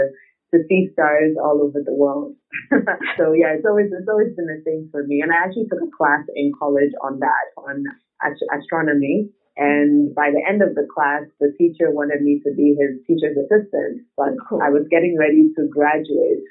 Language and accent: English; Ghana; also born or lived in Nigeria; I was born in Nigeria, but lived most of my life in Ghana